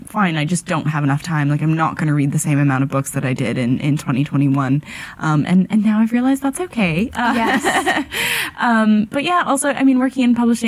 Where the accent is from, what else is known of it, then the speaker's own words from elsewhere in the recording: Canada; moved away as an adult; now in London, United Kingdom; So, I moved from Canada for a job in publishing in London